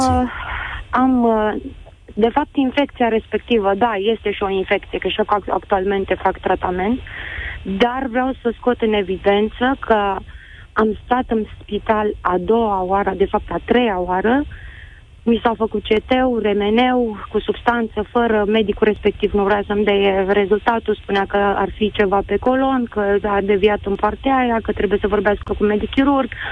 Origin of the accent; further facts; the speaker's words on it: Piatra Neamț, Neamț County, Romania; Sunt din Piatra mm. Neamț